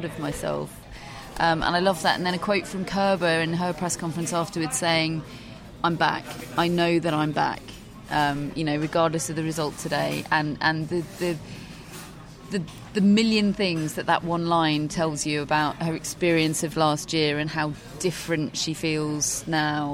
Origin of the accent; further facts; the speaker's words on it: United Kingdom; we are British